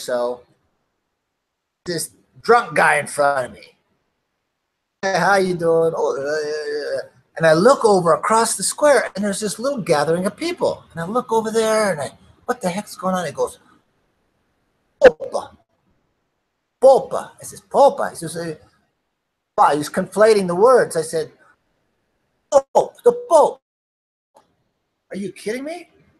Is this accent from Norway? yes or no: yes; Norway; born there; I figured I was born in Norway. So I ended up going to school there and skiing with the junior Olympic team